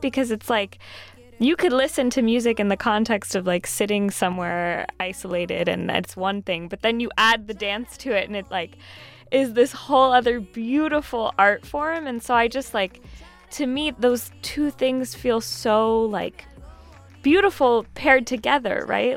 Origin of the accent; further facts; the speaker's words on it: Southern California, United States; growing up in Southern California, I wasn't around a ton of Puerto Ricans earlier in life